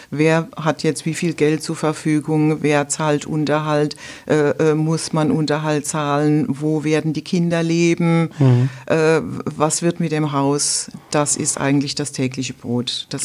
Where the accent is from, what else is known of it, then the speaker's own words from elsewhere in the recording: Rhineland-Palatinate, Germany; Ja, ich äh, bin aus der Pfalz, äh, bin in der Westpfalz tätig als Rechtsanwältin